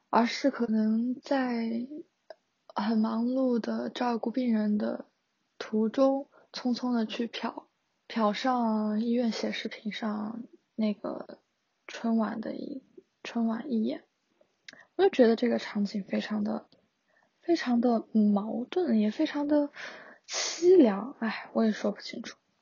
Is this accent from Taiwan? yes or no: no; Wuhan, Hubei, China; moved away as an adult; also born or lived in Changsha; now in Shenzhen, China; 因为我是从武汉来的嘛，然后是在长沙上学